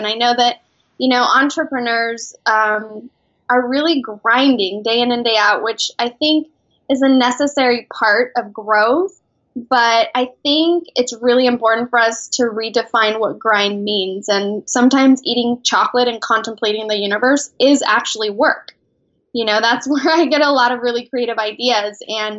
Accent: Mexico City, Mexico; now in San Diego, United States; Actually, originally from Mexico. I'm an immigrant from Mexico City. I now live in San Diego.

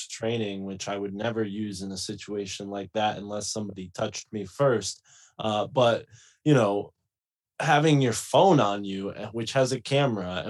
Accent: New England, United States; I'm from New England

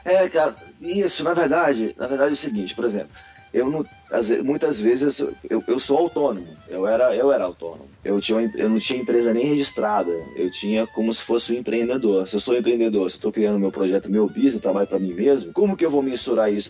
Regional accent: Brasília, Federal District, Brazil; moved away as an adult; also born or lived in El Paso, United States; now in New York, United States; sou de Brasília, capital, e tô morando em Nova York hoje

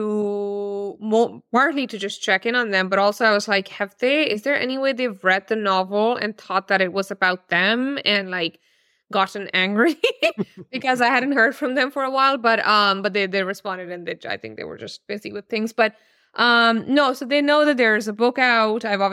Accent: Pakistan; moved away; also born or lived in Oregon; I'm originally born and raised in Pakistan

